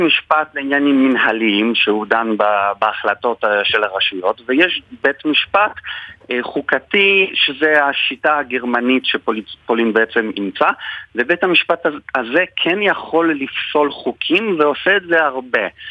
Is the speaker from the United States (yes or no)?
no; Poland; moved away as an adult; now in Israel; אני גדלתי בפולין, אז אה, למדתי משפטים ואז עליתי לארץ